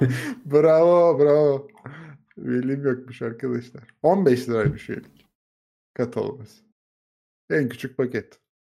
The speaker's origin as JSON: {"language": "Turkish", "country": "Turkey", "said": "Biz Türkler olarak"}